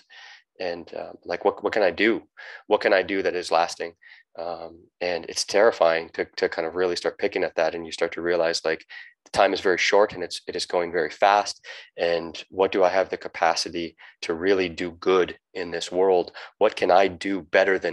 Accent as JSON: {"language": "English", "country": "United States", "also_born_or_lived": "Southern Baja, Mexico", "moved": "as an adult", "lives_now": "Baja California Sur, Mexico", "said": "I'm an American"}